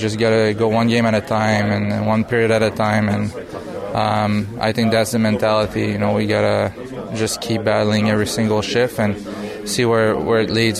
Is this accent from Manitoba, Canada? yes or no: no; Bromont, Quebec, Canada; I'm a forward from Bromont, Quebec, Canada.